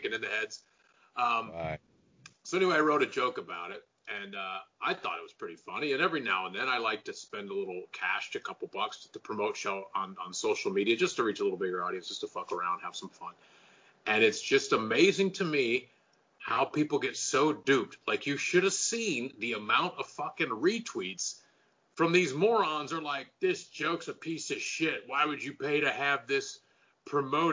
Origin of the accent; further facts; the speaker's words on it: the South, United States; I grew up in the South, and to me, growing up in the South